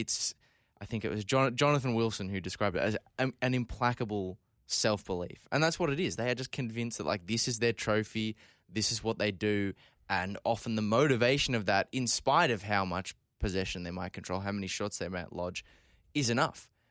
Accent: Scotland, United Kingdom; I'm about to defend England here as the Scottish person in the room

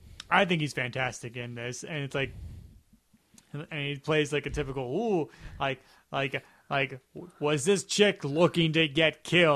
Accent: Chicago, Illinois, United States; I'm stuck in the middle because I'm from Chicago. I'm the Midwest.

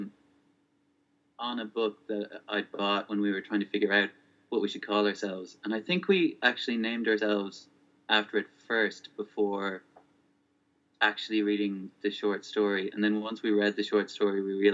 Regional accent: Ireland; also born or lived in Spokane, Washington, United States; until I was 8, I grew up in Spokane, Washington. And then we moved to Ireland in 1998, and I've been here since.

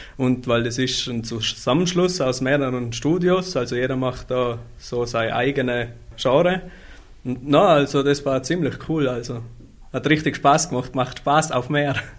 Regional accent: Austria; ich bin eigentlich der einzig gebürtige Österreicher in der kompletten Band

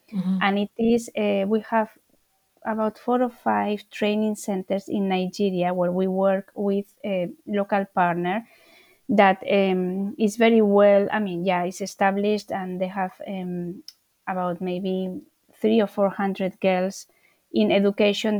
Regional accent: Spain; now in London, United Kingdom; I'm from Spain, one of nine children

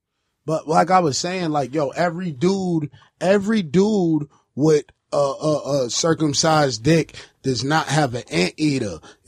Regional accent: Honduras; I'm from Honduras.

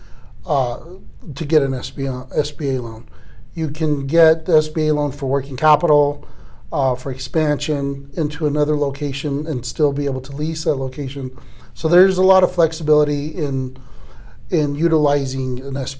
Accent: Colorado, United States; also born or lived in Texas; I was born in Texas, but I moved out here when I was 5. So at this point, I consider myself a Coloradoan

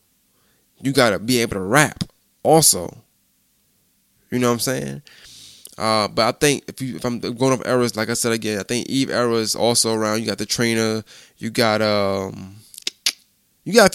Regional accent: New York, United States; I'm from New York. I'm from up north

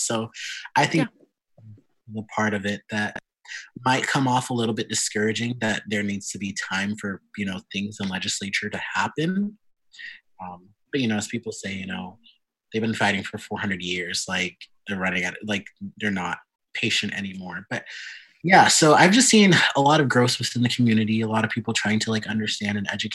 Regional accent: Lincoln, Nebraska, United States; also born or lived in St. Louis, Missouri / Sioux Falls, South Dakota / Omaha, Nebraska; we moved to Lincoln like 2 months before I turned 5, and we've been here ever since.

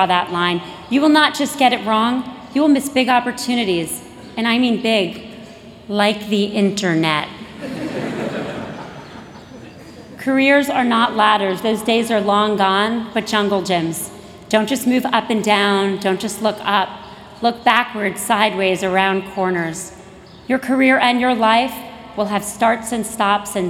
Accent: Miami, Florida, United States; moved away as an adult; I was from Florida

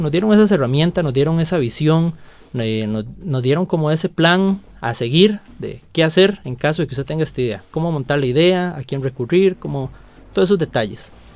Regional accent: León XIII, San José, Costa Rica; provengo de la León 13, un barrio

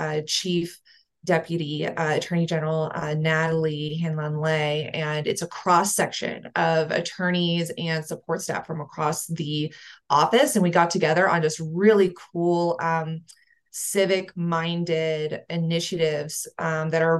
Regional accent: Houston, Texas, United States; moved away as an adult; also born or lived in San Diego / Lesotho; now in Denver, United States; I'm originally from the Houston area

